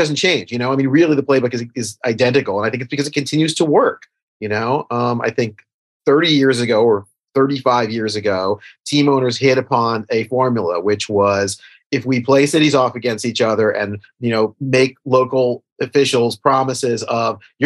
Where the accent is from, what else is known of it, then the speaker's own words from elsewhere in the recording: New York City, New York, United States; I'm from New York.